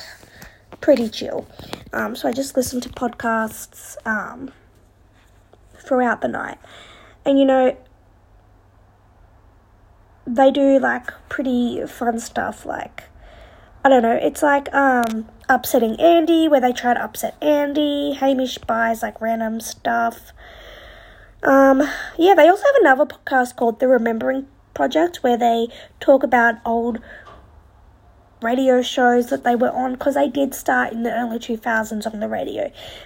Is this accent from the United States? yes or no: no; Australia; being an Australian